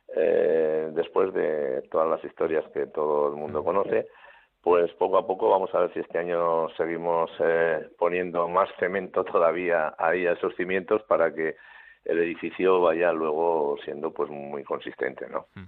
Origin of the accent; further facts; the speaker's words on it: Navarre, Spain; somos los, los navarros los asunistas